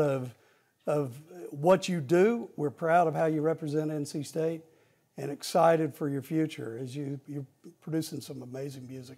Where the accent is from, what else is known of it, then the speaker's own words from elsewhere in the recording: Arkansas, United States; moved away as an adult; now in North Carolina, United States; Arkansas is, is a big, my home state